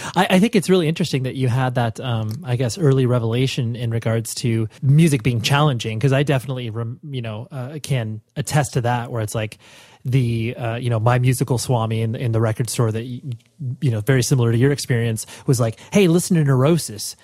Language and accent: English; Huntington Beach, Newport Beach area, Orange County, California, United States; born or raised there